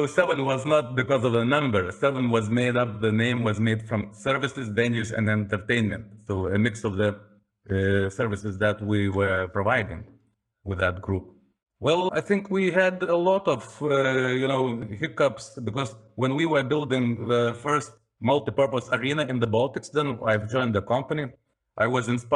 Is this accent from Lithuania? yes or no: yes; Lithuania; we are from Lithuania, so it's more calm character